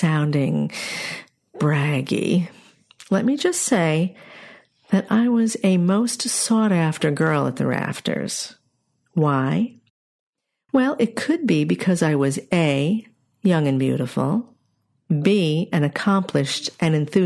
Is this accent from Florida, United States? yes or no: no; New York's Capital District, United States; I grew up in New York's Capital District